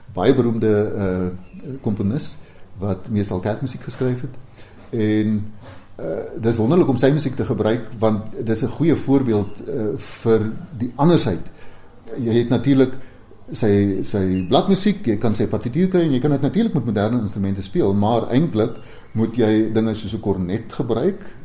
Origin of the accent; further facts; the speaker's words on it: Vredefort, Free State, South Africa; my tuisdorp Vredefort